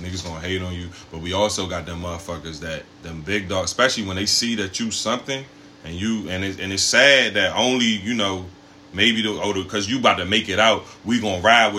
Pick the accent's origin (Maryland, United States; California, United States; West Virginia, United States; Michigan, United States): Maryland, United States; Prince George's County; I do live near where I grew up at, you know what I'm saying? But eventually, I'm going to get away, but I ain't going too far. You know what I'm saying? I'm going to still keep myself in a black. Because, number one, we are all from a black community. We are from Prince George's